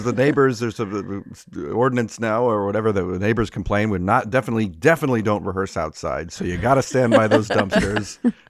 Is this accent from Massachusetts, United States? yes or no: no; California, United States; because I grew up in Southern California. So it's a lot of like, you know, whatever, whatever, whatever